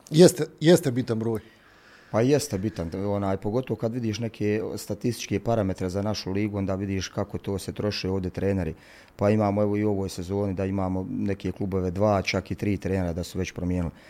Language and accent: Croatian; Sarajevo, Federation of Bosnia and Herzegovina, Bosnia & Herzegovina; moved away as an adult; also born or lived in Travnik; now in Mostar, Bosnia and Herzegovina; pa sam spominjao da mi je drago kad već nismo mogli u Mostaru da igramo u mom rodnom gradu i onda upoznali su da sam iz Sarajeva